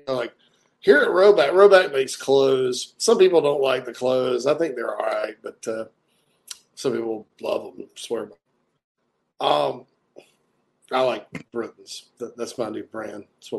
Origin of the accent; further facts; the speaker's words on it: Louisiana, United States; I'm from Opelokako, La Force, Louisiana, where we have nice hair down there on the bayou.